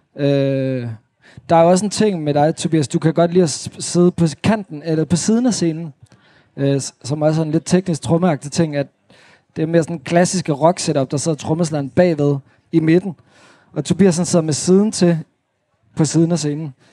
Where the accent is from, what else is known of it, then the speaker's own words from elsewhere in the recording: Svendborg, Southern Denmark, Denmark; moved away as an adult; also born or lived in Holstebro / Thyholm / Aarhus; now in Copenhagen, Denmark; så er jeg vokset op i Svendborg øh, på Sydfyn